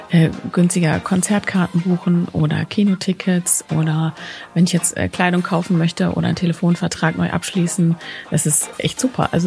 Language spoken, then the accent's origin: German; Hamburg, Germany; born there; now in Cologne, Germany; Ich bin gebürtige Hamburgerin, wohne aktuell in Köln